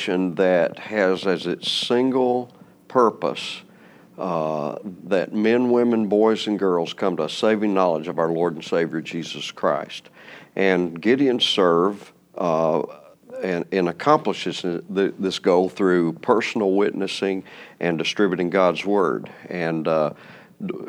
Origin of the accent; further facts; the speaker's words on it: Boone, North Carolina, United States; moved away as an adult; also born or lived in Raleigh, North Carolina / Charlotte, North Carolina / Wilkesboro, North Carolina; I grew up in Boone in the mountains